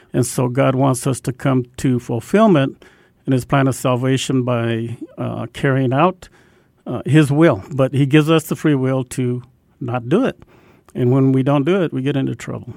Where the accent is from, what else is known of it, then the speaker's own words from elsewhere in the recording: Albuquerque, New Mexico, United States; I grew up in Albuquerque, and on the west side of town